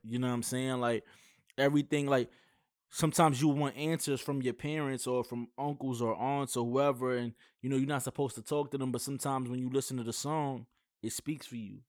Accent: New York City, New York, United States; I'm from Brooklyn

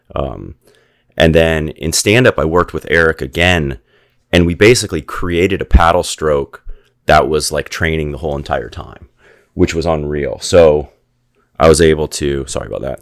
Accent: Gainesville, Florida, United States; moved away as an adult; also born or lived in Saint Augustine, Florida / Costa Rica; I grew up in Gainesville, Florida

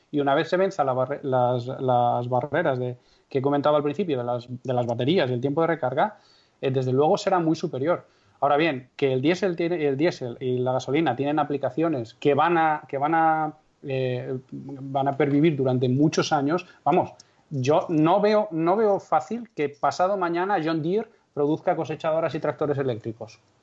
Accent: Castrejón de Trabancos, Castile and León, Spain; mi pueblo es Castrejón de Trabancos, que tiene aproximadamente 170 habitantes censados, en la provincia de Valladolid

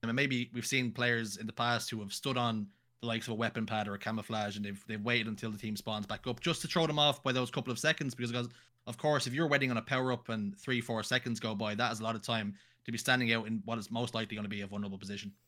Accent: Ireland; I'm Irish

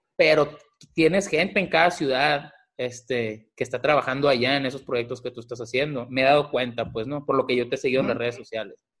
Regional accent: Mazatlán, Sinaloa, Mexico; now in Tucson, United States; soy originario de Mazatlán, Sinaloa, vivo en Tucson

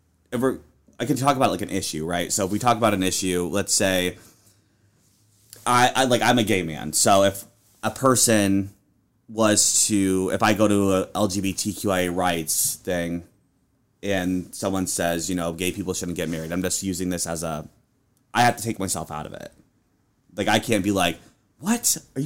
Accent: Peoria, Illinois, United States; I am from Peoria, Illinois, originally. Moved out to Nebraska for my first job in news, where I worked as a reporter.

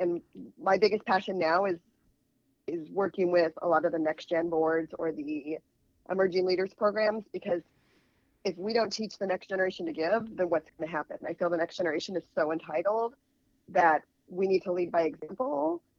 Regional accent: Albuquerque, New Mexico, United States; Yeah, so I grew up in Albuquerque in the ticket industry.

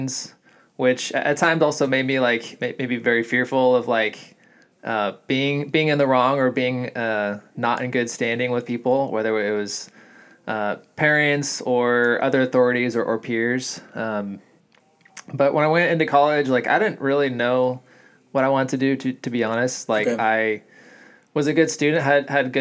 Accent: California, United States; I'm born and raised in California

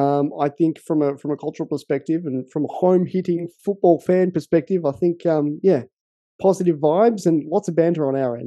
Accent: Australia; it's much easier to be proud of as an Australian as well in that same sense.

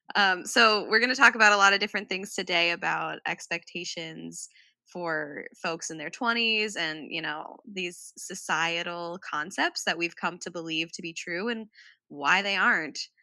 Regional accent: Midwest, United States; I grew up in the Midwest

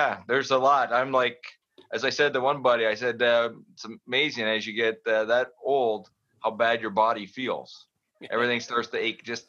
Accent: Toronto, Ontario, Canada; moved away; I'm from Toronto. I started when I was 5 years old.

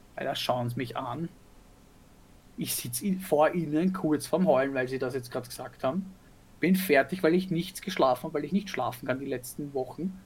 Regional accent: Vienna, Austria; bei uns in Wien

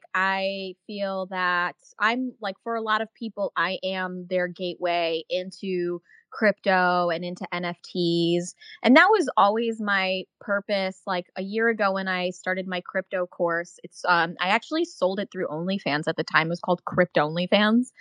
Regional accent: Czechia; now in United States; I'm actually originally from Czech Republic

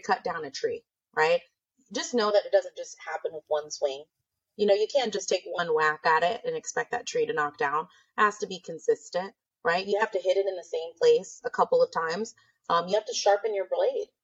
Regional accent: Nebraska, United States; moved away as an adult; now in California, United States; I'm from Nebraska.

